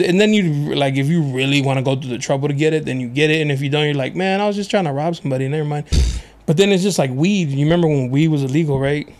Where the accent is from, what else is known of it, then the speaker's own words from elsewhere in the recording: National City, California, United States; I grew up in National City, but I went to schools out here.